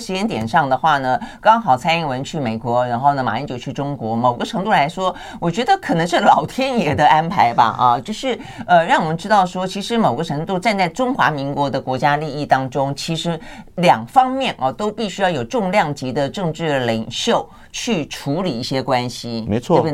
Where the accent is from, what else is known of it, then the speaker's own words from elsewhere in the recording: Taiwan; 我们台湾这边的法令规定